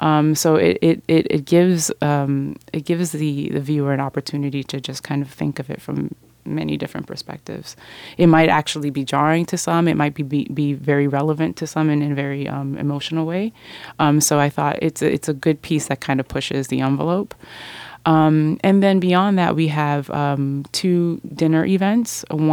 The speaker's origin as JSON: {"language": "English", "town": "Miami", "region": "Florida", "country": "United States", "said": "Because I'm from Miami, I figured, and I just noticed there's just so much."}